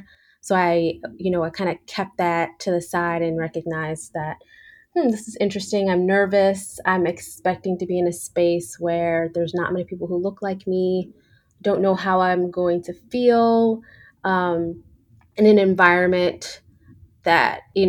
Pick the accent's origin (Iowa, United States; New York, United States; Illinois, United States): New York, United States; I grew up in New York, so I was used to diversity, but I was also used to being one of few